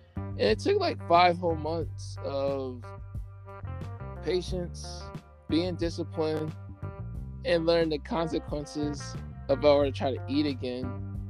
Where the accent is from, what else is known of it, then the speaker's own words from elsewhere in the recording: Coatesville, Pennsylvania, United States; also born or lived in Lancaster, Pennsylvania; I'm a native of Coastal Pennsylvania. I was born in Brandywine Hospital. I was in, enrolled in the school district of Coatesville area until 2001 when my mom decided to move to Lancaster